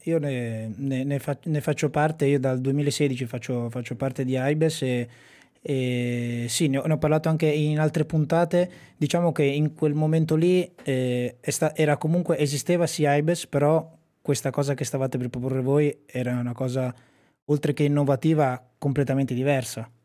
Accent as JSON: {"language": "Italian", "town": "Sassuolo", "region": "Emilia-Romagna", "country": "Italy", "said": "io sono di Sassuolo, un paese vicino a Modena"}